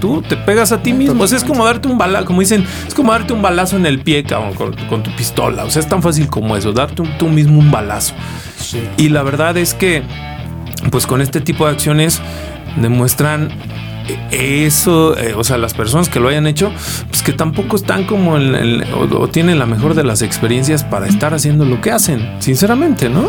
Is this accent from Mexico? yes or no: yes; Mexico; como mexicanos